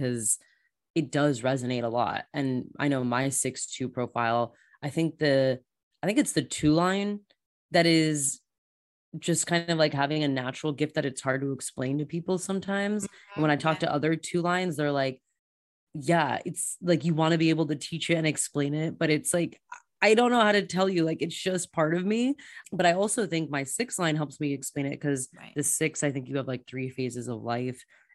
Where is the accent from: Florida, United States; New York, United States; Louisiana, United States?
Florida, United States; moved away as an adult; also born or lived in Germany / Australia; I'm from Florida.